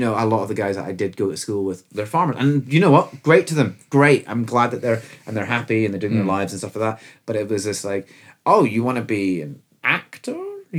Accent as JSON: {"language": "English", "town": "Edinburgh", "region": "Scotland", "country": "United Kingdom", "tie": "born or raised there", "also_born_or_lived": "Aberfoyle", "said": "I'm fortunate that I'm from Edinburgh, like, that's my hometown, but like, you know, I spent, I was born there, I spent most of my formative years there, except for, like, when I was, how old was I? 13, 14, my parents moved to Aberfoyle."}